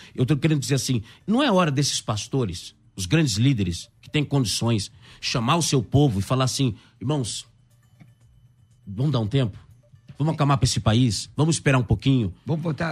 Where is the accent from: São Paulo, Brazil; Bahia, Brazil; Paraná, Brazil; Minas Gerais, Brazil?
Paraná, Brazil; interior of; moved away; eu vim do interior do Paraná